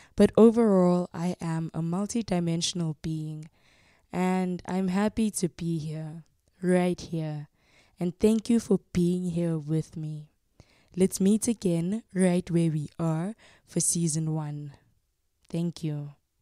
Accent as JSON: {"language": "English", "town": "Soweto", "region": "Gauteng", "country": "South Africa", "tie": "born or raised there", "lives_now": "Pretoria, South Africa", "said": "I was born and raised in Soweto and currently reside in Pretoria, Gauteng."}